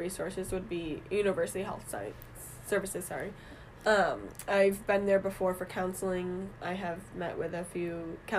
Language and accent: English; Burlington, Massachusetts, United States; I'm from Burlington, Mass, so not too far from school